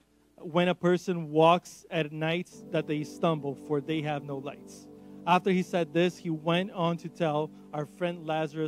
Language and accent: English; Brazil; first language Portuguese; English is a second language; moved away; I'm from Brazil. So Portuguese